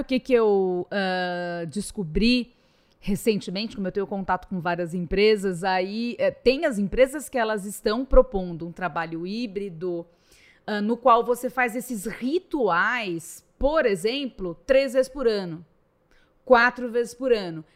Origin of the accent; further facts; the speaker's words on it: São Paulo, Brazil; also born or lived in Rio de Janeiro; E sendo paulista